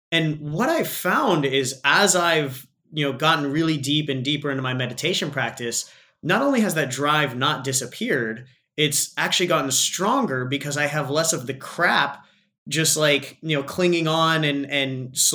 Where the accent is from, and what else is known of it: Australia; accent: Aussie